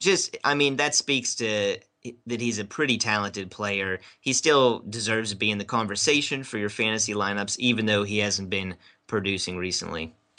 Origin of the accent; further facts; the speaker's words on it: Pittsburgh, Pennsylvania, United States; growing up in Pittsburgh